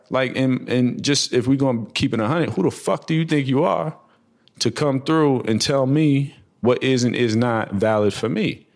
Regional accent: New Jersey, United States; also born or lived in New York; I grew up between Jersey and New York as a kid, um, bounced all around Jersey, like Trenton, Clinton, Hackensack

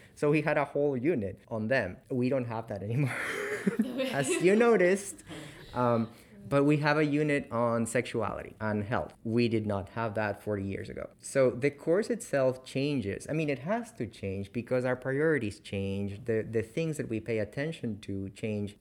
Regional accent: Peru; also born or lived in Canada; now in Chapel Hill, United States; I'm from Peru

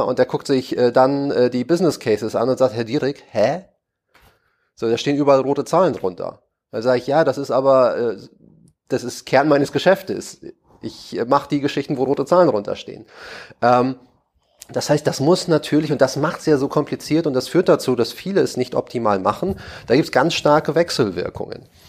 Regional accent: Hamburg, Germany; moved away as an adult; now in Berlin, Germany; als Hamburger

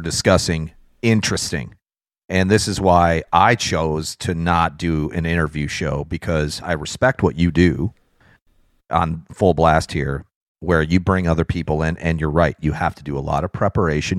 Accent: near Chicago, Illinois, United States; I grew up near Chicago

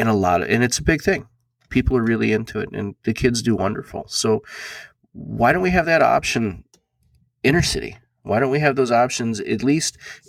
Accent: Las Vegas, Nevada, United States; the small city lot I grew up in Las Vegas

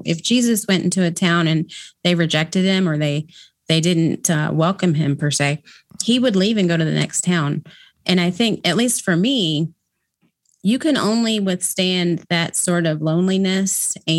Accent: Kentucky, United States; I was raised in Kentucky, so it was common for us to do it there. But when we moved to the Midwest, it didn't happen.

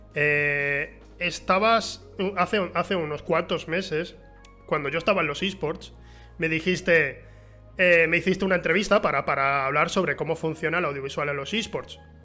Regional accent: Huelva, Andalusia, Spain; also born or lived in San Juan del Puerto; yo crecí en Huelva, pero eh, en mi adolescencia fui a San Juan del Puerto, un pueblo que está a 10 kilómetros de Huelva

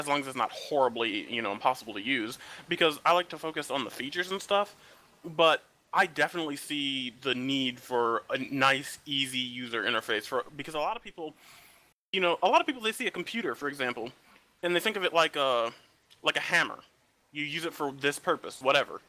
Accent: Midwest, United States; I'm from the Midwest

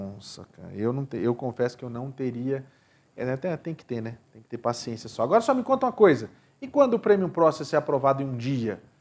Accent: Rio de Janeiro, Brazil; eu sou carioca

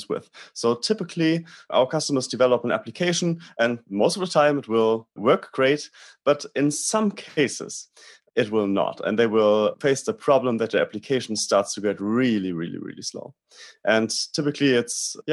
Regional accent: Germany; I'm from Germany.

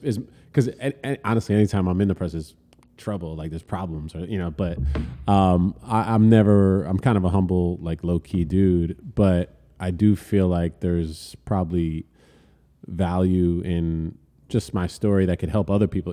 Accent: Elizabeth, New Jersey, United States; also born or lived in Manhattan, New York; born and raised in Elizabeth

